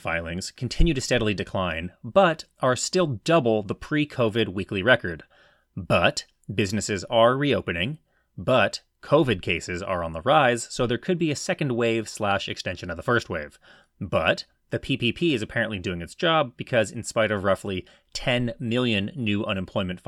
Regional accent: California, United States; my home state of California

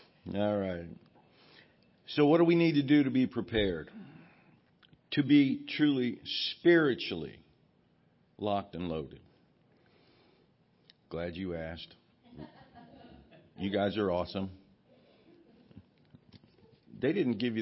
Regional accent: Los Angeles, California, United States; moved away; When I was growing up in California, and that explains a lot for most of you, I know that. I grew up in L.A.

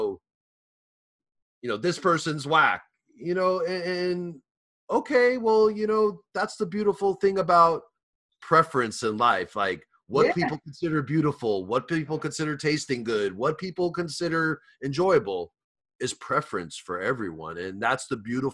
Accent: New York, United States; I'm from New York

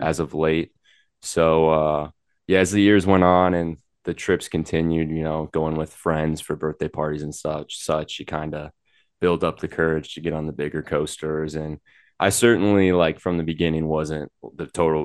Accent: Milwaukee, Wisconsin, United States; I grew up in Wisconsin in the kind of Milwaukee area

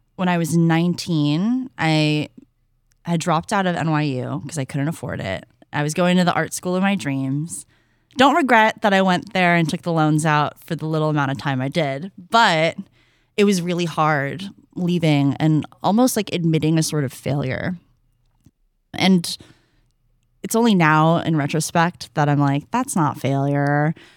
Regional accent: San Francisco, California, United States; growing up in the Bay Area, there's absolutely no getting away from hip hop and R and B

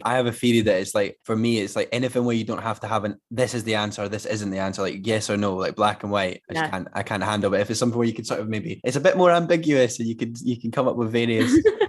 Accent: Glenrothes, Scotland, United Kingdom; I bash my hometown of Blenrothes on this podcast all the time. But you're allowed to if you're from there.

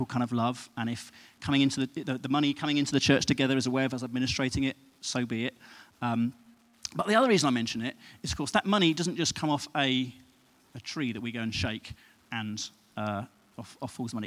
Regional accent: United Kingdom; we're British

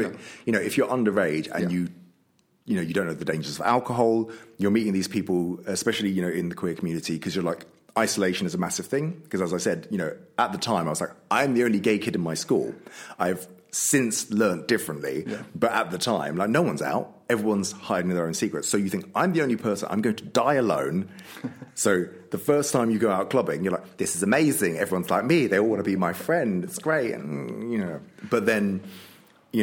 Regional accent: London, United Kingdom; moved away as an adult; now in Worcester, United Kingdom; I'm from London

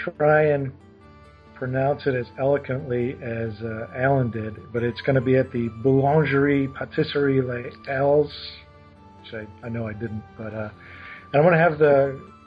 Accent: New York, United States; moved away; I'm originally from New York

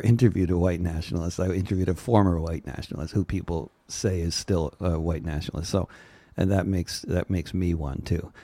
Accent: suburbs of New York, United States; moved away; also born or lived in Germany; I grew up in a post-anti-Semitic society called the suburbs of New York

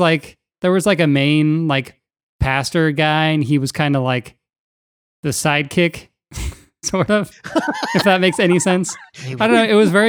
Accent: near Dublin, California, United States; I was going to this youth group and this church, this Christian church, where I grew up near Dublin, California.

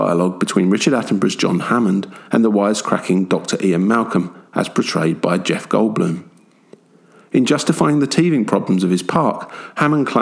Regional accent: London, United Kingdom; also born or lived in Chessington; I may have been born and brought up in London, and now live in a town called Chessington

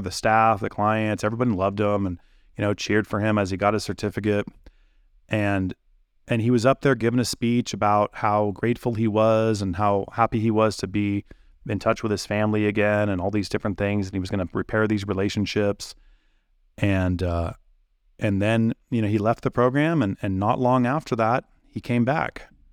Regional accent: United States; my life as an American

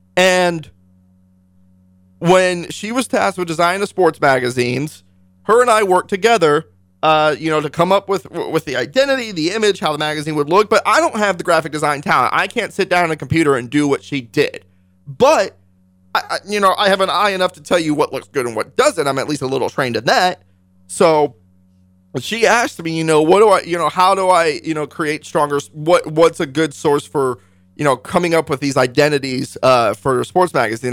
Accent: Northern Virginia, United States; also born or lived in Hawaii / Junction City, Kansas (father's family); now in Kansas, United States; I moved from Hawaii to Washington, D C, to Northern Virginia

